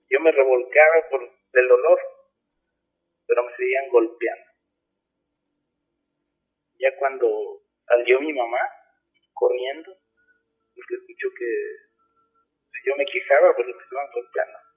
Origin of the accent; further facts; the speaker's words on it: Huamantla, Tlaxcala, Mexico; moved away as an adult; now in Cancún, Mexico; Allá en Guamantla, yo soy de Guamantla, Tlaxcala.